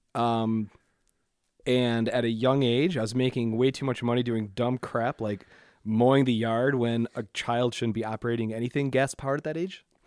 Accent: Waterford, Michigan, United States; also born or lived in Clarkston, Michigan; I grew up in Waterford.

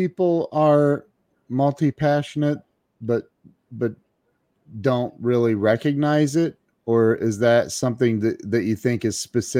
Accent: Midwest, United States; also born or lived in Las Vegas; growing up in the Midwest, we lived in Vegas for 13 months

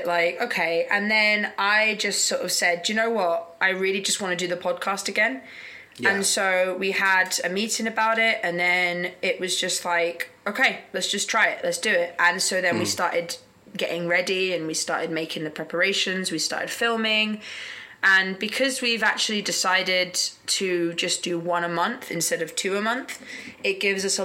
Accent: United Kingdom; moved away as an adult; now in South Korea; because I'm British, I can extend it for another year

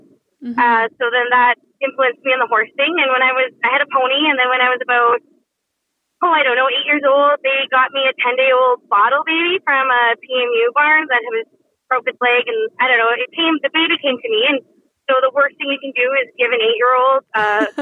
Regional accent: Gisborne, Alberta, Canada; moved away as an adult; also born or lived in Camrose, Alberta / Calgary, Alberta; I came from Gisborne, which is a small town

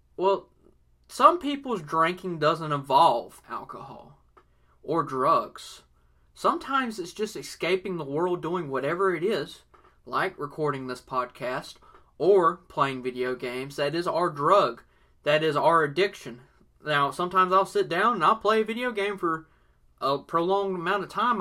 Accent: the South, United States; I was born in the South and everything, so I was raised listening to country music

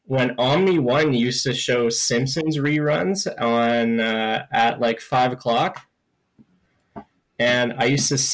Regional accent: Oakville, Ontario, Canada; I am actually from Oakville.

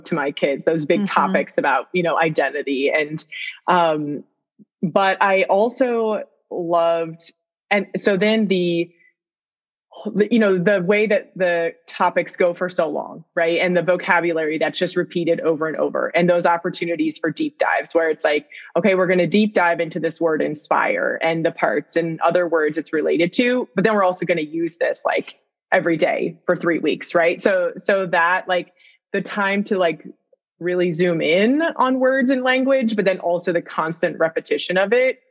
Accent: Vermont, United States; I'm in from Vermont, you know, so we're weird. We take French instead of Spanish.

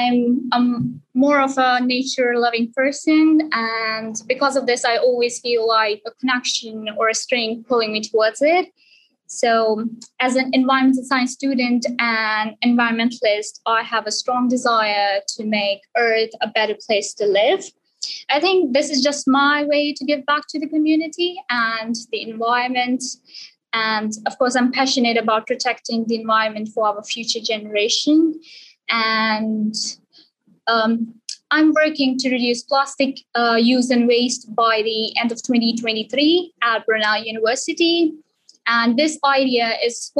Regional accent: Sialkot, Punjab, Pakistan; moved away as an adult; I'm from Sialkot, Pakistan, and I did my A-levels and GCSE from Sialkot as well

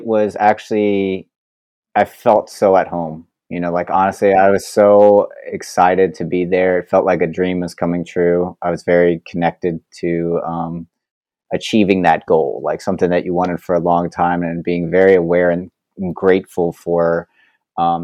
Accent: Florida, United States; moved away as an adult; also born or lived in Manhattan, New York; now in New York, United States; I grew up in Florida, and I moved to Manhattan in 2016.

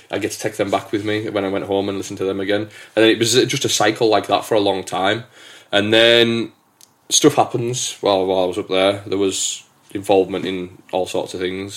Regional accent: England, United Kingdom; also born or lived in Hamilton, Scotland; I'm the Englishman

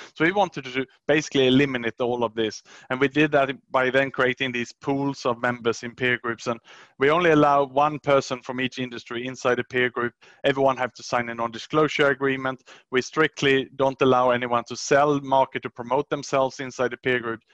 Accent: Sweden; English is a second language; moved away as an adult; also born or lived in Australia / Southeast Asia; I was born in Sweden, 75, and then I worked worked and studied in Sweden until I was about 23 years old

